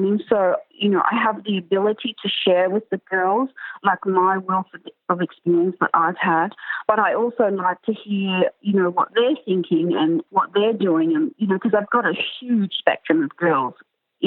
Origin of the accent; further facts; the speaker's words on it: Canberra, Australian Capital Territory, Australia; I grew up in Canberra